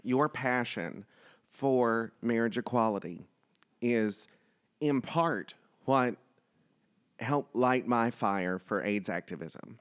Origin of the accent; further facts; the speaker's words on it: the South, United States; I grew up in the South